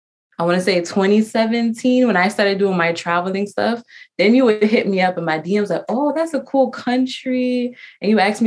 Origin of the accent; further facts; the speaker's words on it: New York City, New York, United States; I'm from the Bronx.